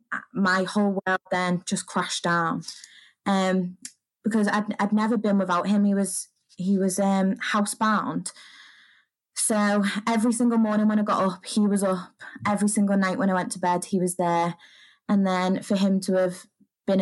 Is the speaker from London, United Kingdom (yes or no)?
no; the Wirral, North West England, United Kingdom; I'm from the Wirral, which is just over the water from Liverpool